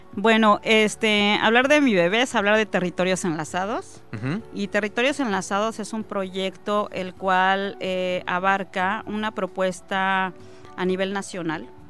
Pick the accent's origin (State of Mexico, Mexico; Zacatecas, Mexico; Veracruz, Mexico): State of Mexico, Mexico; now in Campeche, Mexico; soy nacida en el Estado de México, tengo 20 años viviendo ya en el Estado de Campeche